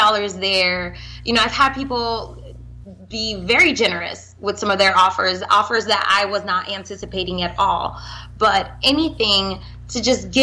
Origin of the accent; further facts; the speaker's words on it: South Florida, United States; moved away as an adult; also born or lived in Haiti / Atlanta; now in New York, United States; I was born in Haiti, raised in South Florida